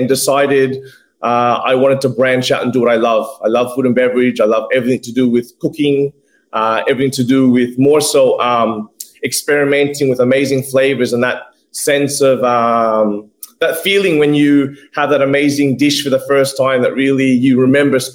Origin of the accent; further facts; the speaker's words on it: Zamboanga City, Zamboanga Peninsula, Philippines; now in Australia; It's our hometown. It's my hometown